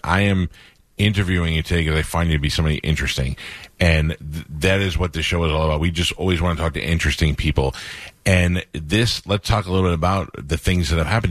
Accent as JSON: {"language": "English", "region": "New York", "country": "United States", "tie": "born or raised there", "moved": "yes", "said": "I grew up in New York"}